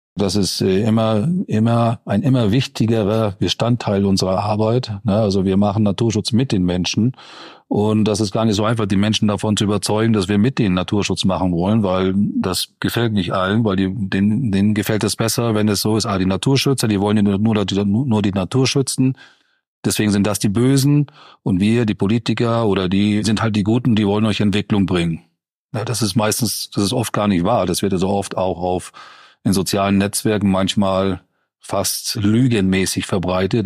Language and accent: German; Schleswig-Holstein, Germany; moved away; Mein Heimatbundesland Schleswig-Holstein